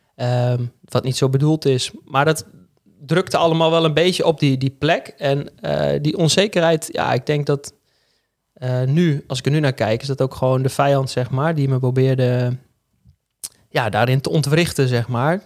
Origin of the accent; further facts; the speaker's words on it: Hengelo, Overijssel, Netherlands; moved away as an adult; also born or lived in Arnhem; now in Groningen, Netherlands; geboren in Arnhem en opgegroeid in Hengelo. Dus Ik oh. ben eigenlijk een tukker